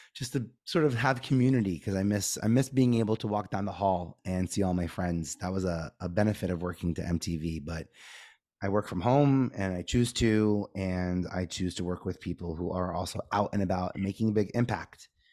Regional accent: New York City, New York, United States; I grew up in Staten Island

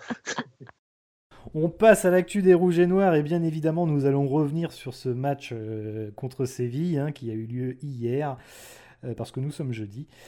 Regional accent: Rennes, Brittany, France; je suis né à l'Hôtel Dieu

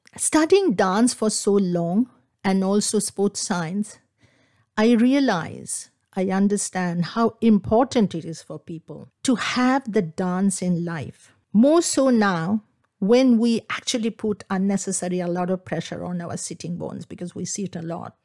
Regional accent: Kolkata, West Bengal, India; first language Bengali; English is a second language; moved away as an adult; now in England; I grew up in Calcutta, in Bengal

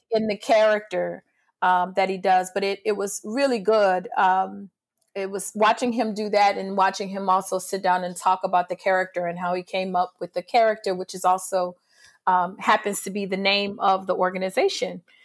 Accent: New Orleans, Louisiana, United States; also born or lived in Picayune, Mississippi; I grew up in New Orleans, but I was born in, um, Picayune, Mississippi.

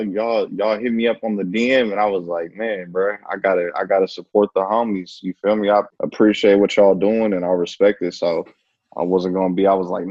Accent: the Bay Area, California, United States; moved away as an adult; also born or lived in Oregon; born and raised in the Bay.

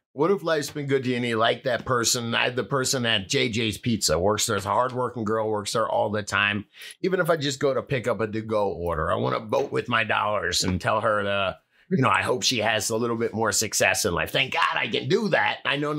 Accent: Florida, United States; All right, I'm from Florida

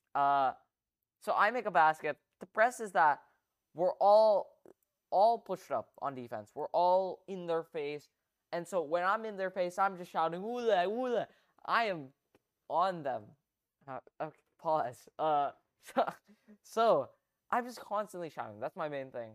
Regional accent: Philippines; a Filipino

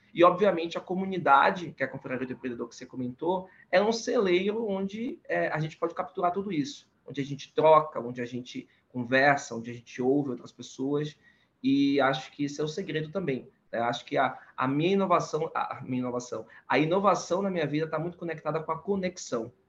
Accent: Salvador, Bahia, Brazil; now in São Paulo, Brazil; eu sou baiano, nascido em Salvador e moro em São Paulo

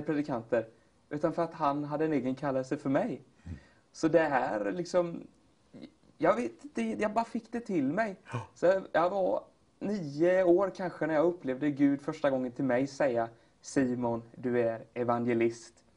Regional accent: Katrineholm, Södermanland, Sweden; also born or lived in Flekkefjord, Norway; now in Gothenburg, Sweden; Flyttade till Sverige och hamnade i Katrineholm

